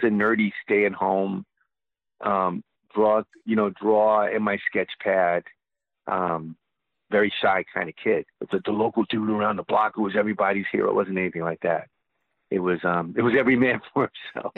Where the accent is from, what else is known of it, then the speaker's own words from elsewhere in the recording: New York City, New York, United States; I'm from New York. I'm a New Yorker. I was born in Queens, in Jamaica, Queens. Was raised in I was raised in Jamaica, Queens